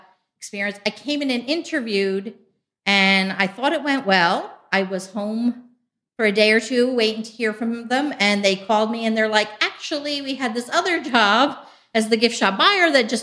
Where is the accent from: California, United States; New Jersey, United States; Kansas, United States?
New Jersey, United States; moved away as an adult; now in Ohio, United States; I'm originally from New Jersey.